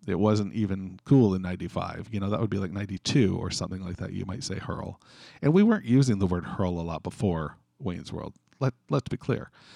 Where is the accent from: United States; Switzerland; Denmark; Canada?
Canada; being a Canadian, we use dot C A in Canada.